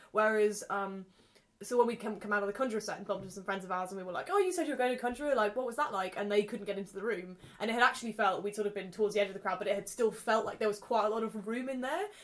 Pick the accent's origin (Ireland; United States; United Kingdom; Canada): United Kingdom; Leeds, Yorkshire and the Humber; I grew up in Leeds